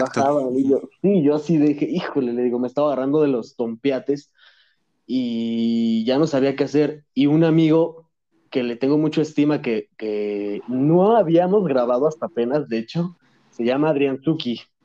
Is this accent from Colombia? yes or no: no; Mexico; also born or lived in Madrid, Spain; now in Puebla, Mexico; nací en Madrid, pero me vine a México a los 10 años, ya, ya soy mexicano ya